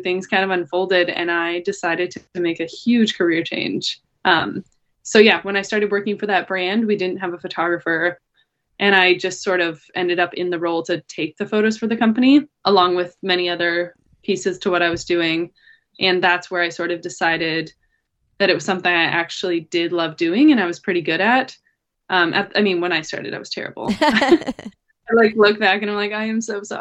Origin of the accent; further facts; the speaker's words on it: Montana, United States; moved away as an adult; now in Portland, United States; So I'm from Montana. And I went to college there